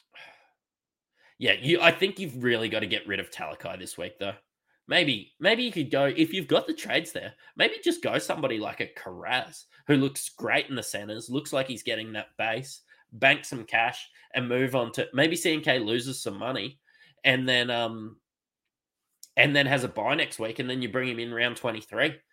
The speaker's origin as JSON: {"language": "English", "region": "Queensland", "country": "Australia", "said": "as a Queenslander um, and a Broncos fan"}